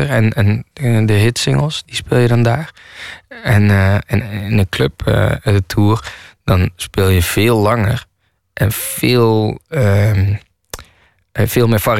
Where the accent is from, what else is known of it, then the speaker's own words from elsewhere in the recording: Nijmegen, Gelderland, Netherlands; also born or lived in Kaatsheuvel / Rotterdam; En ik kom niet uit de Bronx. En ik kom uit eh, Nijmegen en Kaatsheuvel. En toen woonde ik in Rotterdam. En dat heeft zeg maar mijn leven gemaakt.